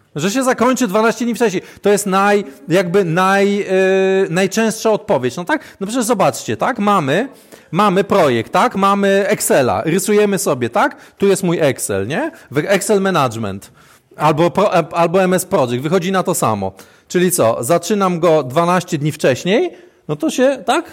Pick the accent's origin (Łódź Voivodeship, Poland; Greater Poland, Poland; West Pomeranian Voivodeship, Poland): West Pomeranian Voivodeship, Poland; Świdwin; jestem ze Świdwina